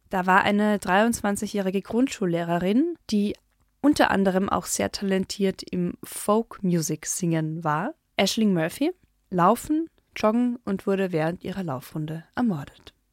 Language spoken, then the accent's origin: German; Carinthia, Austria; moved away; da, wo ich aufgewachsen bin, ist die nächstgrößere Stadt weiter weg als die italienis